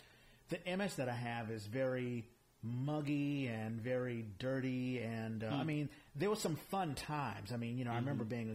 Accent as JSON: {"language": "English", "town": "Washington", "region": "District of Columbia", "country": "United States", "tie": "born or raised there", "said": "I remember growing up in Washington, D.C."}